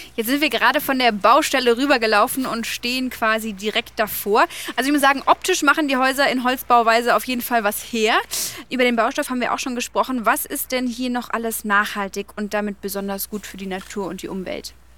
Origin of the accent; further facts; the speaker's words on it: Bavaria, Germany; Bei uns in Bayern